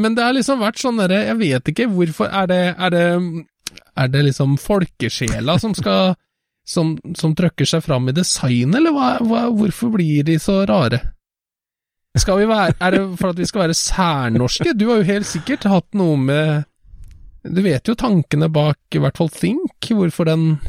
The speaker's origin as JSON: {"language": "Norwegian", "region": "Trøndelag", "country": "Norway", "tie": "born or raised there", "said": "jeg jo halvt trønder fra barnsbeina"}